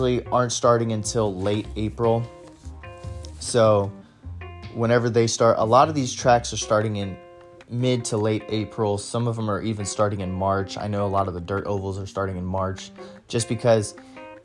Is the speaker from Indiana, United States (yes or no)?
yes; New Castle, Indiana, United States; So Mount Lawn Speedway is in Newcastle, Indiana. It's actually my hometown.